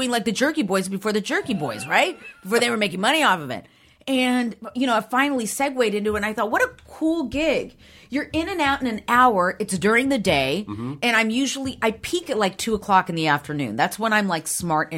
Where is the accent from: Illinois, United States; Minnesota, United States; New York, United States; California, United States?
California, United States; Downey; I was born and raised in Downey